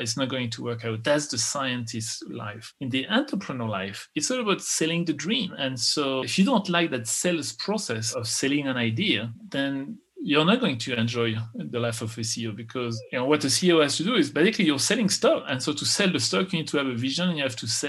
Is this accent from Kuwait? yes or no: no; France; English is a second language; moved away as an adult; also born or lived in Texas, United States; now in United States; I was born in France. I'm an American